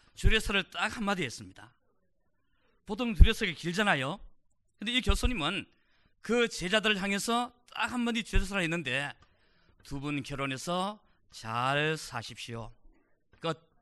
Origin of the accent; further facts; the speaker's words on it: South Korea; now in United States